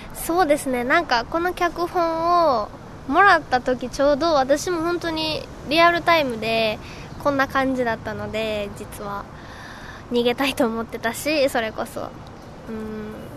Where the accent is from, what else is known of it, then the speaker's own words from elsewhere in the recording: Mie, Japan; moved away; 私その地元が三重県で離れてるんで